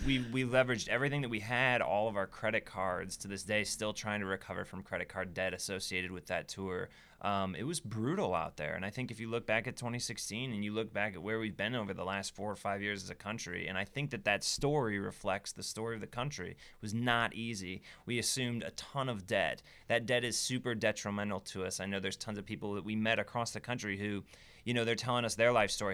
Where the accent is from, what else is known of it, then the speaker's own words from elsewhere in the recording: South Bend, Indiana, United States; moved away as an adult; also born or lived in Michigan City, Indiana; now in Brooklyn, United States; I'm from South Bend, Indiana, because that's you know where I grew up.